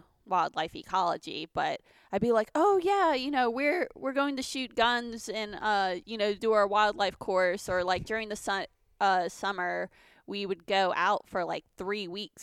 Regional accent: Lafayette, Louisiana, United States; also born or lived in Baton Rouge, Louisiana; I was born in Lafayette, Louisiana, and I grew up there up until about college.

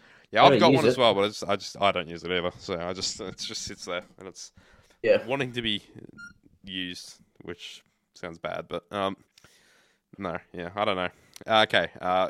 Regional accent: Australia; I'm Australian? It's not like I'm English.

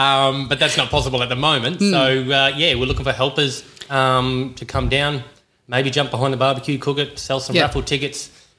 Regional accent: Australia; yes, we are Australian here.

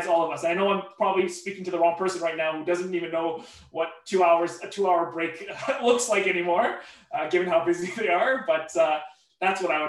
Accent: Vancouver, British Columbia, Canada; also born or lived in Victoria, British Columbia / Burnaby; I was born in Victoria, left at the age of 2, and Vancouver is, you know, by all definitions, probably what I would consider my hometown.

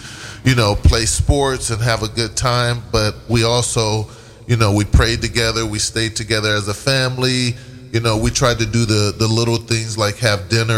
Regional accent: San Diego, California, United States; San Diego. I come from San Diego.

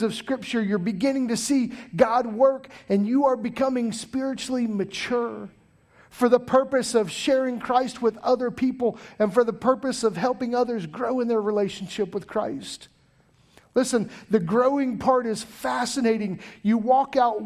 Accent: Taylorville, Illinois, United States; now in Pooler, United States; I grew up in the Midwest, a place called Taylorville, Illinois

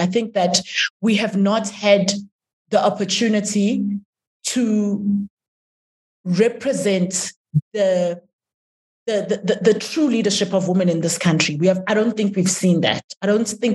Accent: South Africa; I'm a South African, I'm a citizen

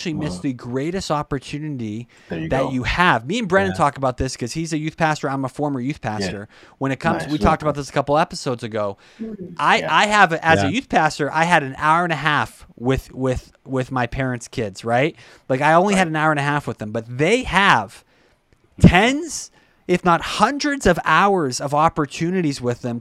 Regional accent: Brockton, Massachusetts, United States; I'm from Brockton

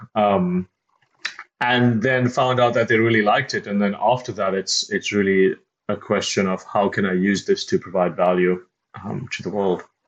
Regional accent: South Africa; I grew up in South Africa

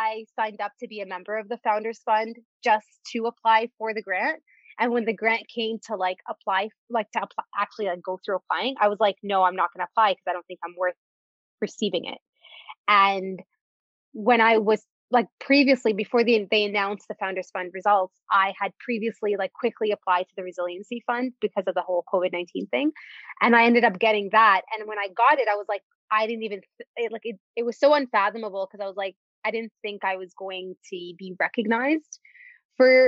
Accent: Canada; also born or lived in Dubai, United Arab Emirates; So I was born in Dubai and we moved to Canada when I was in grade 3.

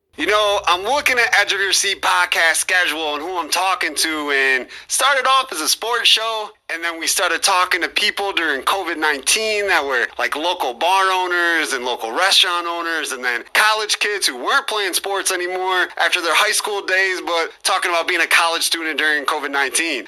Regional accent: Mendota, Illinois, United States; my hometown of Mendota

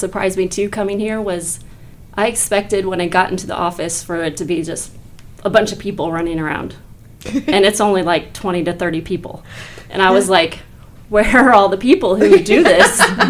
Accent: Harrisburg, Missouri, United States; So I am originally from Harrisburg. I've been at Harrisburg my whole life

